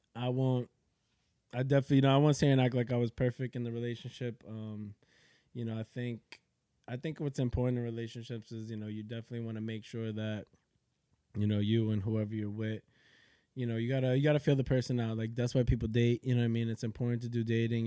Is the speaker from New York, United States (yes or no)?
yes; Yonkers, New York, United States; also born or lived in Manhattan, New York / The Bronx, New York; I was born in Manhattan, Columbia Presbyterian. Uh, yeah. yep. I was born in Columbia Presbyterian. I lived in the Bronx, probably like when I was very young. Um, me, my pops, and my mom's, and then uh, moved to Yonkers I would say probably like when I was like three or four years old.